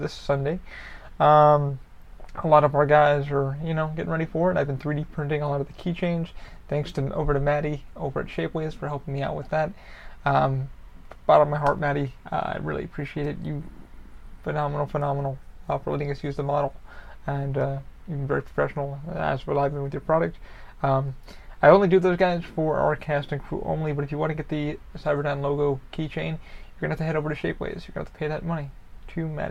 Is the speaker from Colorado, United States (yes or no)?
no; New York, United States; now in Orlando, United States; Being a New Yorker